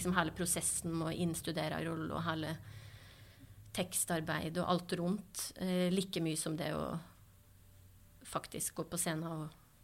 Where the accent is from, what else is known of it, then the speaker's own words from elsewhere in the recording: Kvam, Innlandet, Norway; Oppveksten på Kvam, det skal høre, det, var, det er en fantastisk oppvekst eh, jeg har hatt eh, på Kvam